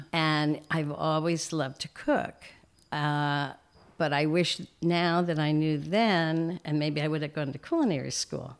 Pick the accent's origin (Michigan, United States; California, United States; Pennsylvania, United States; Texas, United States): Pennsylvania, United States; Reading; moved away as an adult; also born or lived in Saint Louis, Missouri; I was born in Saint Louis, but when we were young, we moved to Reading, Pennsylvania